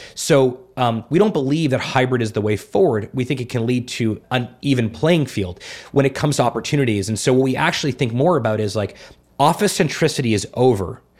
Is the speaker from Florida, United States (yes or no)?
yes; South Florida, United States; moved away; also born or lived in Montreal / Toronto; I've lived in big cities my whole life, Montreal, Toronto, South Florida.